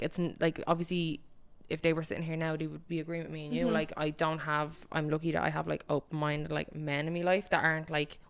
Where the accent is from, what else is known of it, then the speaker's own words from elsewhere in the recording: Ireland; we're from Ireland, it's like Catholic.